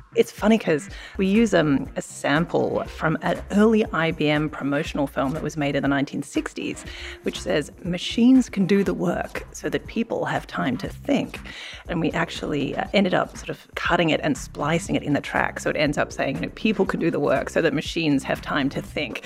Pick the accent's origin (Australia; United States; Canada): Australia; moved away; I grew up in Australia.